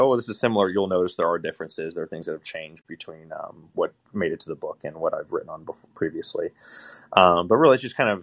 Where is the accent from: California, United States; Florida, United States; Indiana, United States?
California, United States; Southern; moved away as an adult; now in New York City, United States; I grew up in Southern California